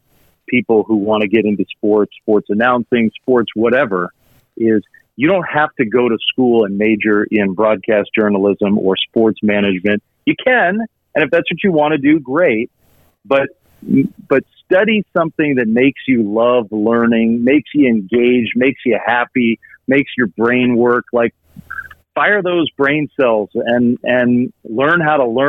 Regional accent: around Washington, D.C., Virginia, United States; moved away; I grew up in Virginia, but around Washington, D.C.

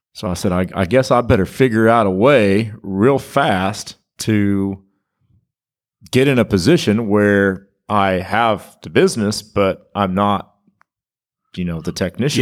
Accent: Kansas, United States; now in Stillwater, United States; I grew up in Kansas

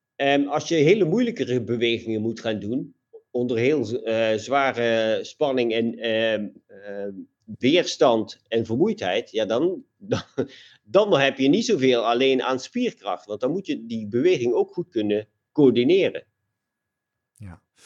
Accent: Limburg, Netherlands; als ik vanuit eh, mijn, mijn, eh, mijn geboorteplaats eh, te hard fiets, dan zit ik al in Duitsland

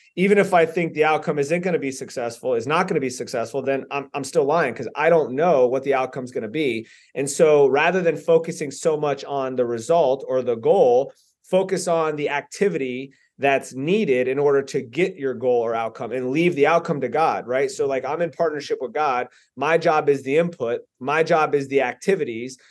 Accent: Lantana, Florida, United States; also born or lived in Boynton Beach, Florida / Delray Beach, Florida; I grew up in Lantana, Lake Worth area

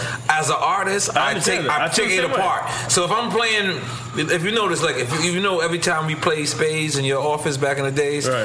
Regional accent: New York, United States; now in Miami, United States; I'm from New York

